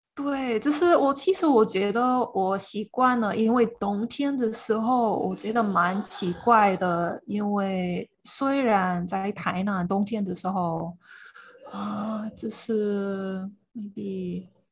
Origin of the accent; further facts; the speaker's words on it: Iowa, central United States, Midwest, United States; Chinese is a second language; moved away as an adult; now in Tainan, Taiwan; 我的老家是在爱尔州，这是美国的中部